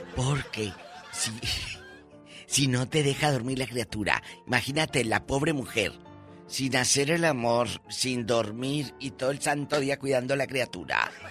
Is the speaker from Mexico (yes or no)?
yes; Matamoros, Tamaulipas, Mexico; moved away; Allá en mi tierra